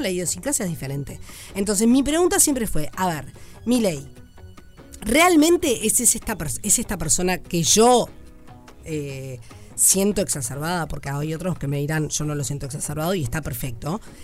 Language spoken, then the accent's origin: Spanish; Uruguay; Si somos uruguayos